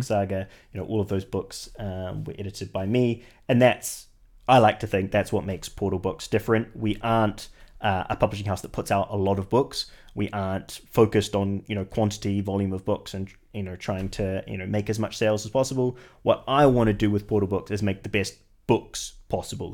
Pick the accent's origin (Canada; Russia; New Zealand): New Zealand; moved away as an adult; now in United Kingdom; I'm originally from New Zealand